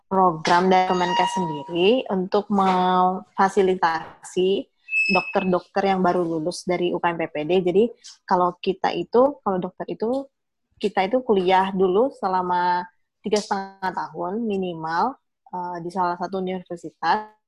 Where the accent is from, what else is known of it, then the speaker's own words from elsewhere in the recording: Banjarbaru, South Kalimantan, Indonesia; also born or lived in Medan; aku itu memang lahir di Medan, tapi sudah sekitar 18 tahun itu udah di Banjarbaru. Nah, oh. jadi udah menetap di Banjarbaru dan aku kuliah di Surabaya.